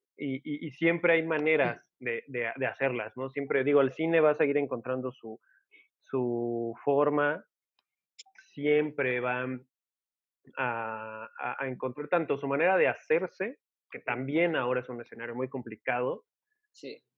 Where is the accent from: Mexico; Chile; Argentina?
Mexico